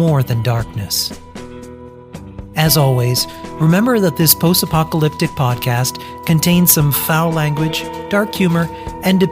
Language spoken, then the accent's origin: English; New England, United States; growing up in New England